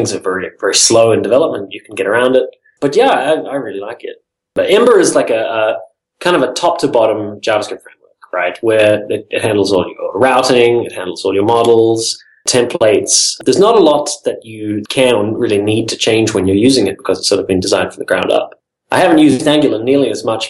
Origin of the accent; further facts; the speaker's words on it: New Zealand; now in Silicon Valley, United States; I'm originally from New Zealand.